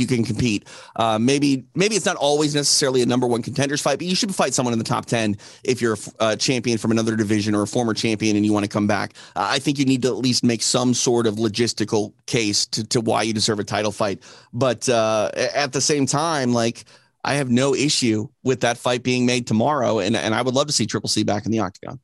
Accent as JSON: {"language": "English", "region": "Midwest", "country": "United States", "moved": "yes", "lives_now": "Los Angeles, United States", "said": "I'm from the Midwest."}